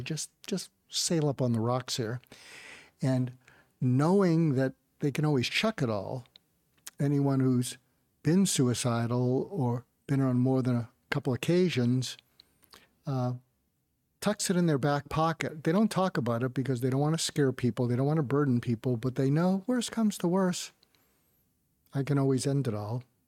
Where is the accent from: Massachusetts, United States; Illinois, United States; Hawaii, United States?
Massachusetts, United States; outside of Boston; moved away; also born or lived in West Coast; I grew up outside of Boston.